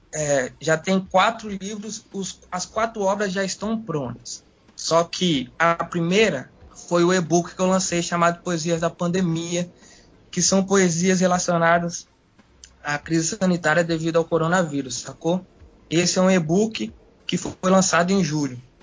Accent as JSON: {"language": "Portuguese", "town": "Vitória", "region": "Espírito Santo", "country": "Brazil", "tie": "born or raised there", "said": "Cresci ali na região de Taboazeiro, né, mano? Vivi ali, fui nascido e criado ali, até os meus 24 anos"}